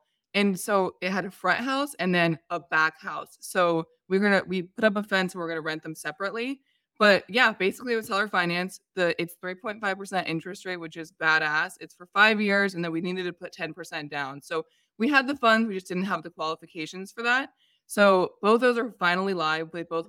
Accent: San Diego, California, United States; However, it's cheaper than San Diego. I'm from San Diego.

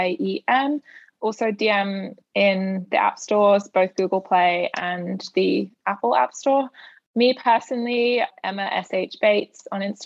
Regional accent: United Kingdom; I'm British

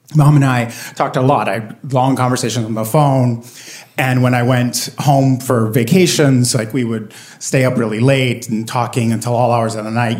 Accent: Puerto Rico; I grew up in Puerto Rico, and my parents are both born and raised on the island

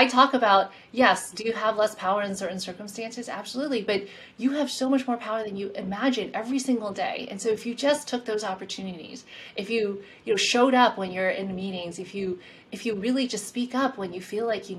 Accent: South Carolina, United States; moved away; also born or lived in Queens, New York, United States; my home state

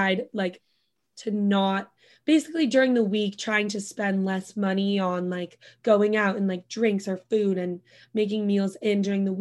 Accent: Bend, Oregon, United States; moved away as an adult; also born or lived in Santa Barbara; now in New York, United States; who I grew up with in Bend from high school

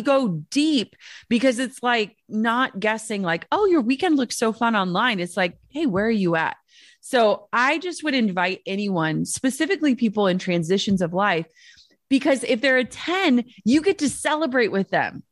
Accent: Minnesota, United States; I'm from Minnesota.

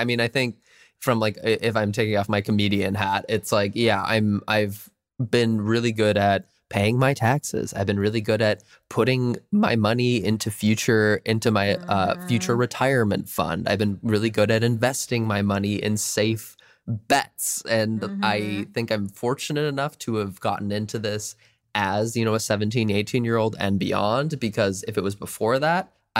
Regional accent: Minnesota, United States; I think I'm so glad I grew up as a Minnesotan, and I'm really glad that I still have my Midwestern family and friends

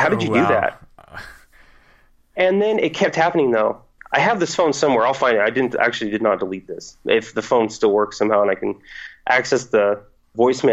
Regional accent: Fresno, California, United States; I only live about 45 minutes away from my hometown, Fresno.

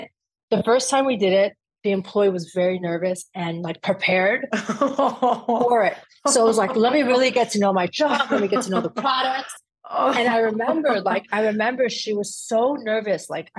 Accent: Afghanistan; And I'm proud to say that I'm from Afghanistan.

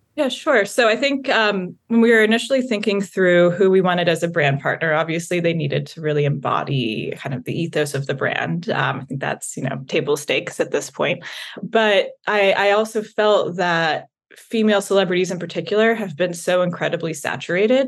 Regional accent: the South, United States; I grew up in the South

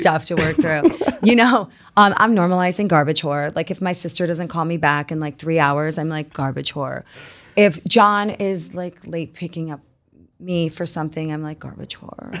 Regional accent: New York, United States; moved away; also born or lived in Utah; born and raised in New York

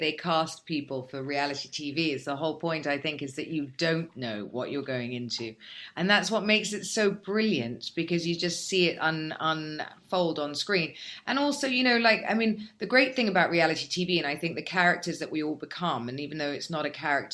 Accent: England, United Kingdom; now in Dubai, United Arab Emirates; We're English

